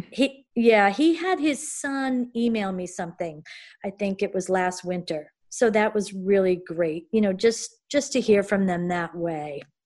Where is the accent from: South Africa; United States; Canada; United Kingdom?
United States; Connecticut; moved away as an adult; also born or lived in Japan / New York; now in Maine, United States; I am from Connecticut